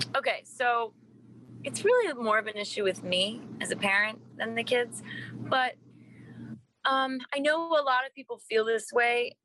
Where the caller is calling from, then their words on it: New York City, New York, United States; I'm calling from New York City, uh, Upper West Side.